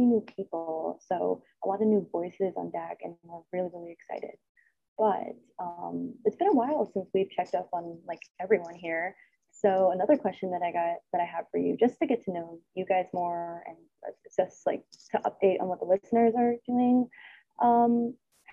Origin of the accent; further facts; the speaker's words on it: suburbs of Chicago, Illinois, United States; moved away as an adult; now in Washington, D.C., United States; My hometown, I guess you can say, is suburbs of Chicago